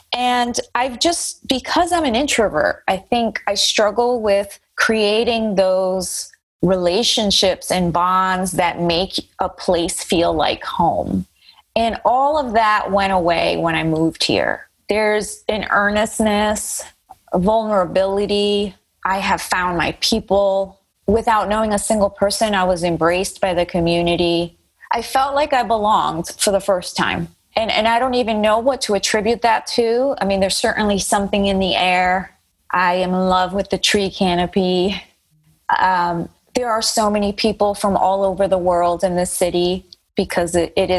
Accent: Colombia; first language Spanish; English is a second language; also born or lived in United States; My parents are not from here. I was born in the United States, but had a lot of upbringing in Colombia, which is obviously very different. I learned English at the age of 6.

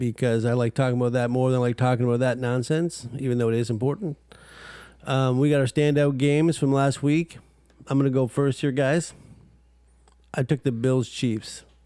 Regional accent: Canada; We're from Canada

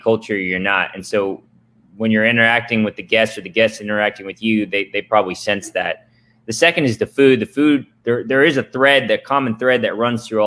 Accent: Atlanta, Georgia, United States; also born or lived in Tokyo, Japan; now in Austin, United States; I grew up in Atlanta, Peach State

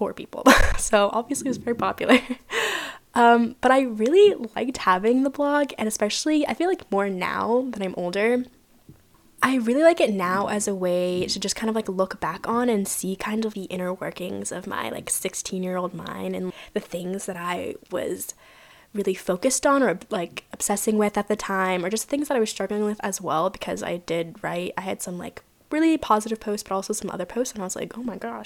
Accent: Virginia, United States; moved away as an adult; now in San Diego, United States; I'm not originally from California. I'm originally from Virginia. That's where I graduated high school.

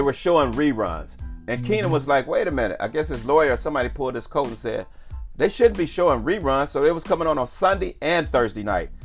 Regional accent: Cleveland, Ohio, United States; I was born and raised in Cleveland, Ohio

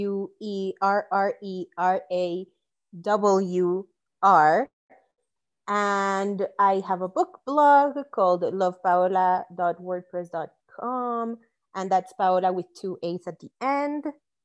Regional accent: Mexico City, Mexico; I grew up in Mexico City

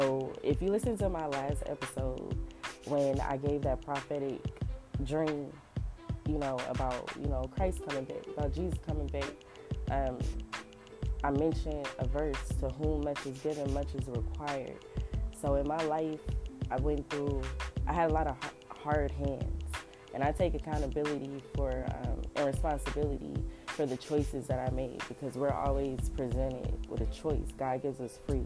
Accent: Los Angeles, California, United States; I grew up in South Central

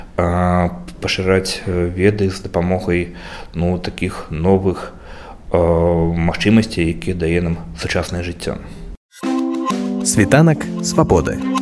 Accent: Belarus; мы беларусы

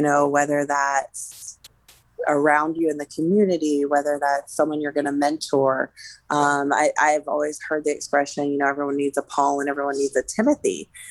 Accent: Pittsburgh, Pennsylvania, United States; also born or lived in Colorado; I grew up in the Pittsburgh area. I'm originally from Colorado, but I did grade school and high school in the Pittsburgh area

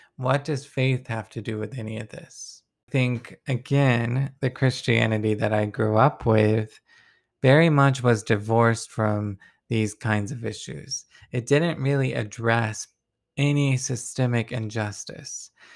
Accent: Deep South, United States; I come from the Deep South

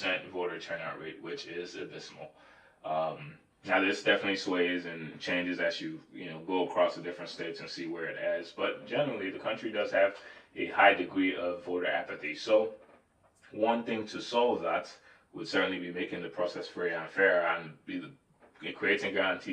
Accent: Nigeria; accent: Nigerian; My Nigerian accent almost popped out

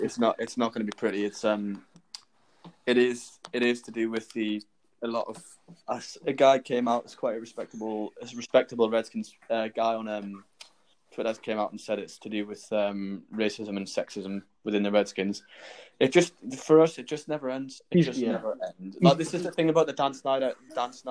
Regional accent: Newcastle upon Tyne, North East England, United Kingdom; I'm from Newcastle

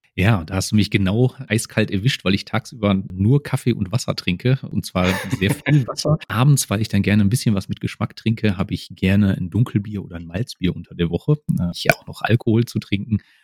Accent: Essen, North Rhine-Westphalia, Germany; moved away as an adult; also born or lived in Dortmund / Böblingen; ich bin ein Kind des Ruhrgebiets, ich komme aus Essen

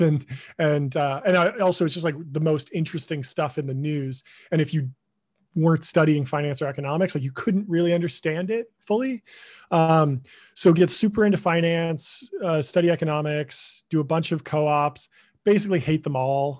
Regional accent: Pasadena, California, United States; I grew up in Pasadena, California.

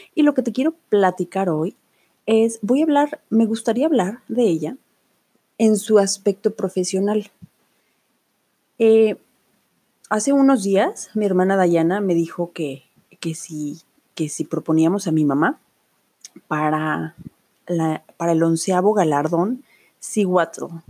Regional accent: Autlán, Jalisco, Mexico; Aquí en Autlán. Autlán es una ciudad hermosa en el estado de Jalisco, donde yo nací y crecí

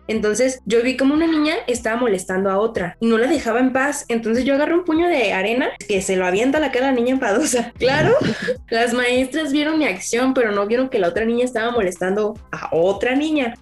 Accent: Sonora, Mexico; now in Guadalajara, Mexico; yo crecí en Sonora

